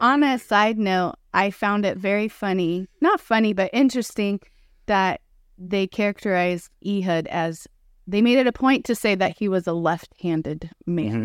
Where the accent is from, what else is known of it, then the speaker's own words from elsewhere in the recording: Pacific Northwest, United States; moved away; also born or lived in Southern California; I'm originally from the Pacific Northwest, so I'm used to the rain